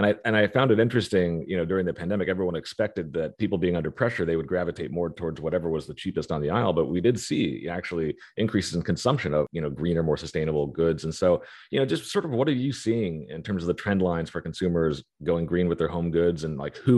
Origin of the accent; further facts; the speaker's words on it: Topeka, Kansas, United States; my hometown, Topeka, Kansas